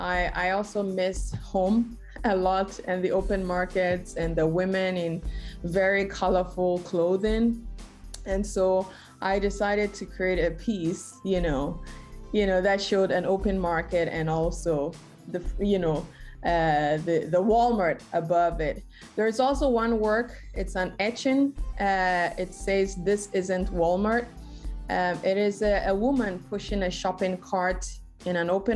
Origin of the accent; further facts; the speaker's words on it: Ghana; moved away as an adult; also born or lived in Texas, United States; now in Houston, United States; I am originally from Ghana, West Africa, so that's where I grew up.